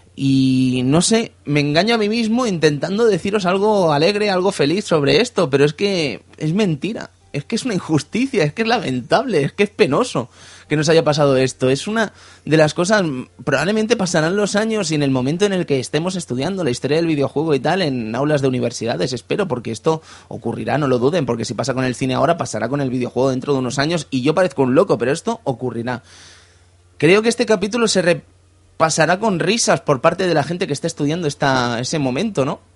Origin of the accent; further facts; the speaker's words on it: Cerdanyola del Vallès, Catalonia, Spain; Y de Sardañola del Vallés, la ciudad del peligro y la Uralita